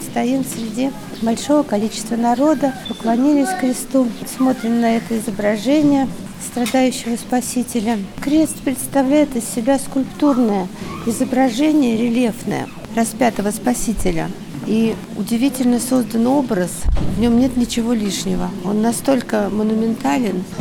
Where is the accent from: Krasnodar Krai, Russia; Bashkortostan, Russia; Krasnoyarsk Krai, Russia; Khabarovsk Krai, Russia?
Krasnodar Krai, Russia; Krasnodar; Из Краснодара, да.